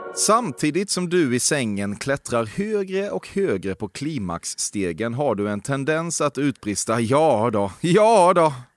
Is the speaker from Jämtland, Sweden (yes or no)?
no; Växjö, Kronoberg County, Sweden; jag är från eh, Växjö